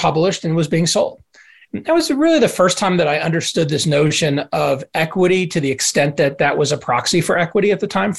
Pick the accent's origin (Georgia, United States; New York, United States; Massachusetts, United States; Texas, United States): Texas, United States; Dallas; I grew up in Dallas, Texas